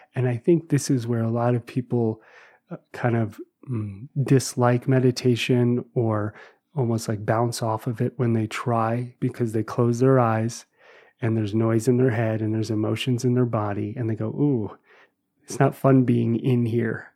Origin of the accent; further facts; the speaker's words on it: New Jersey, United States; I grew up in New Jersey